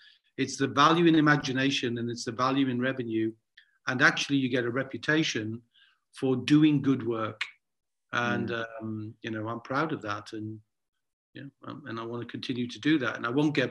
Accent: Newcastle upon Tyne, North East England, United Kingdom; when I was growing up in Newcastle and I asked my dad about money, I'd get a clip round the ear

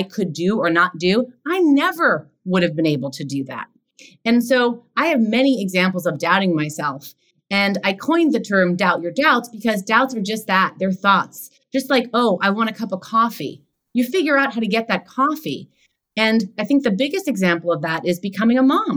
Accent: New York City, New York, United States; also born or lived in Los Angeles; now in New York, United States; I grew up in Queens.

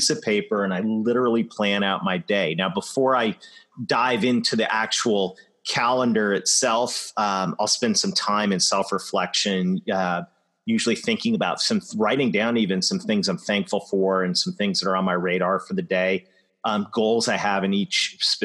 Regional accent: London, Ontario, Canada; my hometown of London, Ontario

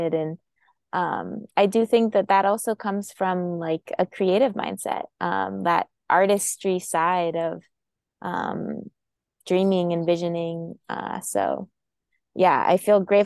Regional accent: Boulder, Colorado, United States; grow up in Boulder, Colorado

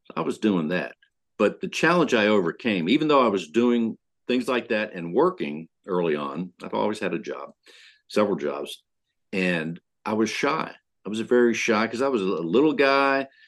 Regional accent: Pennsylvania, United States; now in Houston, United States; I grew up in Pennsylvania

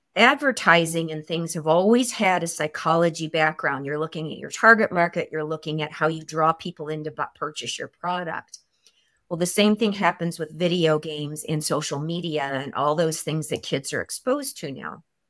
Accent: Chicago, Illinois, United States; also born or lived in California; now in Idaho Falls, United States; I'm from Chicago, so the snow is not a big deal here in Idaho for me.

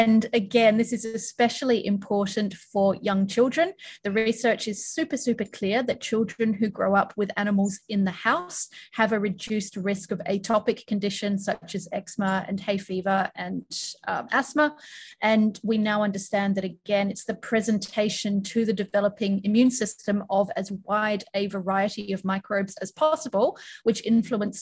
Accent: Perth, Western Australia, Australia; also born or lived in California; now in Melbourne, Australia; I grew up in Perth

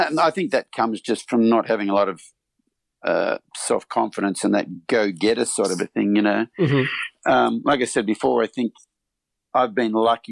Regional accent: Australia; moved away as an adult; now in United States; I grew up in Australia on a 1,200-acre mixed farm

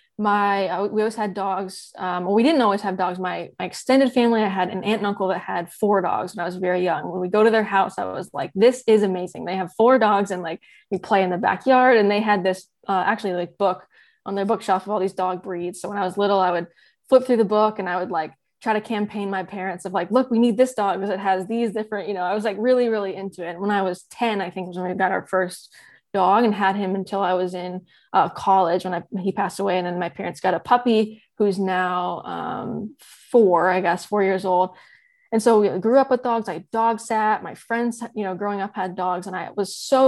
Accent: North Carolina, United States; moved away as an adult; now in Michigan, United States; I'm originally from North Carolina, but I've been living in Michigan for the past 4 years

